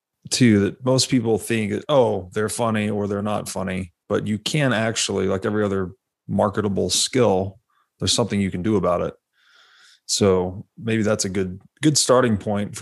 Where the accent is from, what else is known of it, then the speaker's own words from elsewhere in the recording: Tennessee, United States; moved away; I grew up in Tennessee